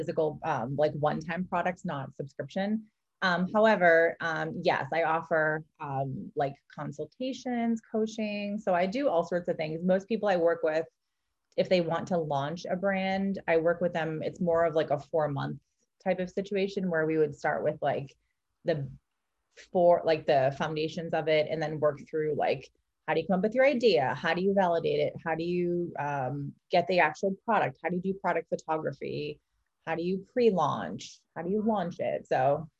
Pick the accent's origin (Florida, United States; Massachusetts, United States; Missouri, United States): Massachusetts, United States; Boston; moved away as an adult; now in California, United States; I'm from Boston originally. We moved to California